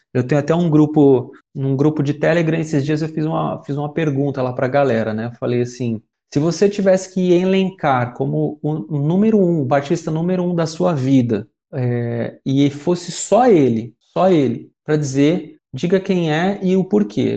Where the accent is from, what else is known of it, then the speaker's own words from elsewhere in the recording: São Paulo, Brazil; Sou um, cara oriundo da Vila Brasilândia em São Paulo, zona norte de São Paulo, da periferia, nascido e crescido naquela região